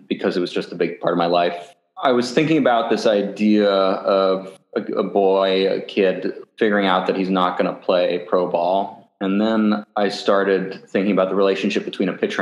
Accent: Portland, Oregon, United States; I grew up in Portland, Oregon

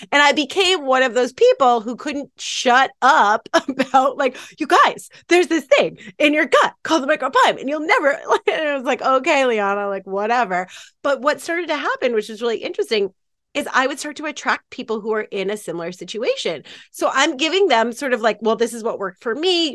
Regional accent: Maine, United States; moved away as an adult; also born or lived in New York; I grew up in Maine, uh, with some hippy-dippy parents in the middle of the woods

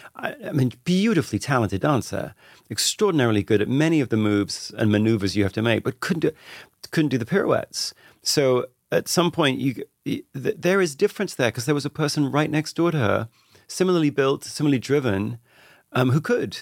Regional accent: Radlett, East of England, United Kingdom; I grew up just outside London, a little town called Radlett, which is about twenty minutes outside London.

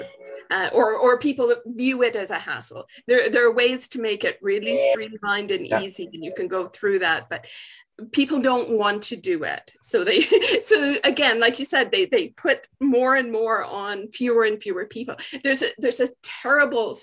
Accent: British Columbia, Canada; I'm from British Columbia, Canada.

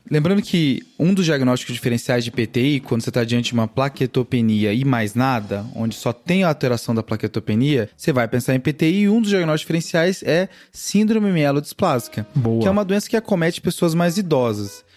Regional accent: Cáceres, Mato Grosso, Brazil; moved away; minha cidade natal. Opa. Opa! Cáceres, Mato Grosso

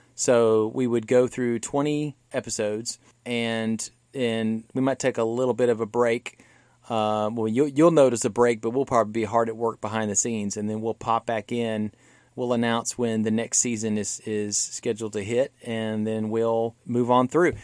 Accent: Louisiana, United States; I come from Louisiana. That's where my dad's from

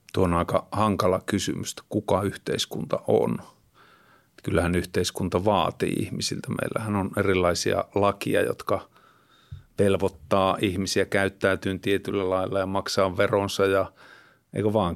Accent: Kittilä, Lapland, Finland; moved away; asun, asuin nuoruuteni siellä Kittilässä

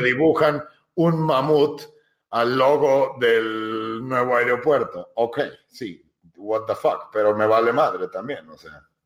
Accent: Ixtapan de la Sal, State of Mexico, Mexico

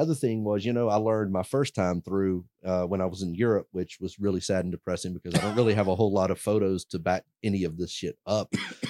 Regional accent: Pensacola, Florida, United States; moved away as an adult; for me, I grew up in Pensacola, Florida. You know, it's not necessarily the most eclectic, wild, crazy town. At least it wasn't when I grew up there.

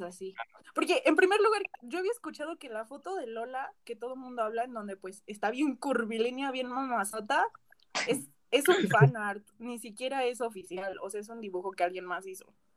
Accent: Mexico; como mexicana

